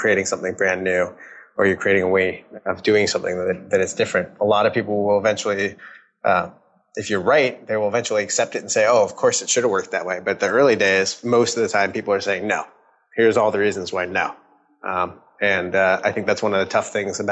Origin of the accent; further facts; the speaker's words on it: Redmond, Washington, United States; also born or lived in California / San Francisco / Seattle; I grew up in Redmond, Washington